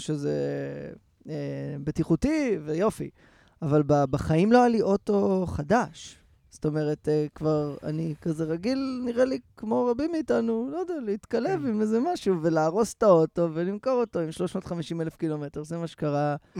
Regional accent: Rehovot, Central District, Israel; אני נכנס לרכב ברחובות, שזה המקום שבו גדלתי

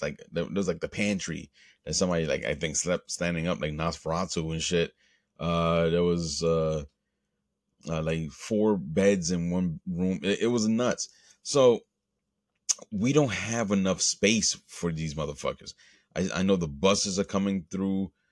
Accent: United States; I'm an American. I was born here, and by all true definition, excuse me, by all true definition, I am an, I am an American

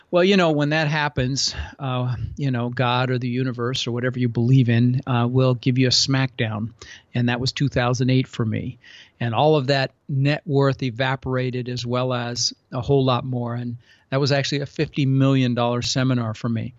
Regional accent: Denver, Colorado, United States; born or raised there; also born or lived in Netherlands

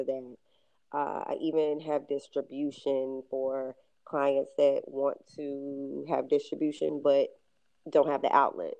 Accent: Louisville, Kentucky, United States; I come from Louisville, Kentucky. I come from an area called the West End, and in that area, you have to take care of yourself

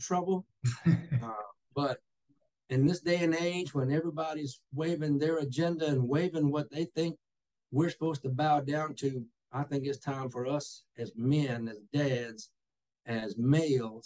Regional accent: Taylor, Texas, United States; I was born and raised here in Taylor, Texas. You know, lived here all my life

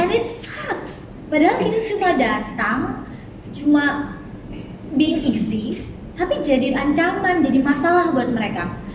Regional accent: Balikpapan, East Kalimantan, Indonesia; aku dari kecil aku lahir sudah di kota aku lahir di Balikpapan

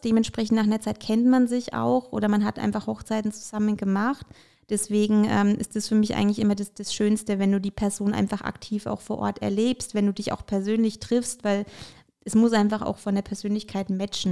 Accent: Bamberg, Bavaria, Germany; also born or lived in Ukraine; ich komme gebürtig aus der Ukraine und ähm, bin damals ähm, eben mit meinen Eltern nach Deutschland gekommen und ähm, bin eigentlich tatsächlich in Bamberg auch äh, damals angekommen

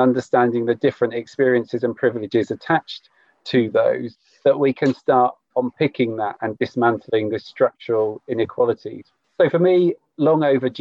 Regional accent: Cornwall, South West England, United Kingdom; I grew up in Cornwall

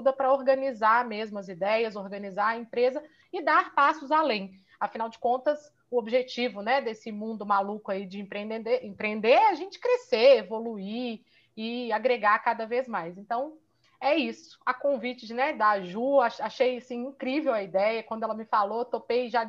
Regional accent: Minas Gerais, Brazil; eu sou fisioterapeuta, sou daqui de Minas.

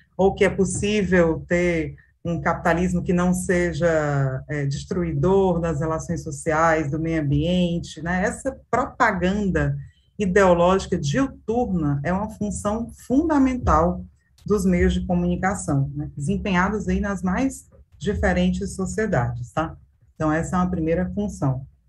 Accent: Brazil; nós que somos brasileiros, brasileiras

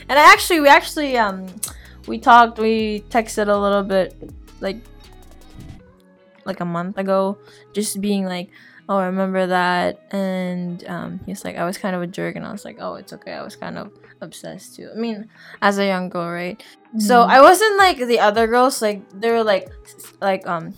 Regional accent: Philippines; moved away; growing up in the Philippines, I was tall. I was tall for my country, being a Filipina

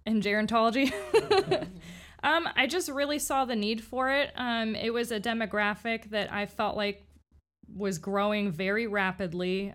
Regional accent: Miami, Florida, United States; moved away as an adult; now in Winter Haven, United States; I'm from Miami, um, so I've been in Winter Haven for about, I think it's ten years now

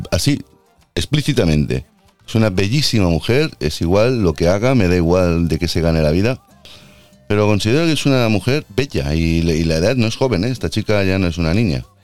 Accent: Puerto Rico; born there; Soy nacida en Puerto Rico y mi padre es de, mi madre es de Texas, perdón, y mi padre es catalán.

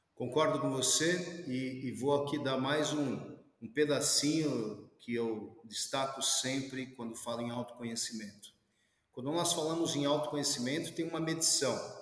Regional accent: Brazil; Nós somos brasileiros

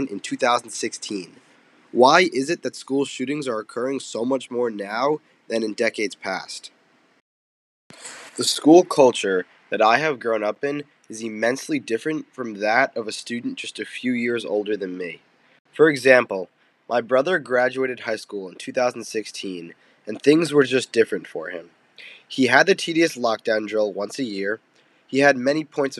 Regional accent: Voorhees, New Jersey, United States; moved away as an adult; now in Syracuse, United States; I'm from Voorhees, New Jersey, which is a suburb of Philadelphia.

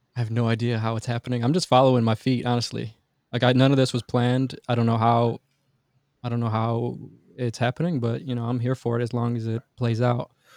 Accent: Detroit, Michigan, United States; I grew up in Detroit, in Michigan

